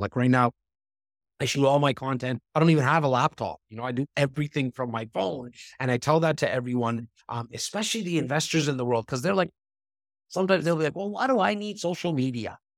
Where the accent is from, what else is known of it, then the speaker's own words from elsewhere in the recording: Toronto, Ontario, Canada; I'm from Rexton, like, this North part of Toronto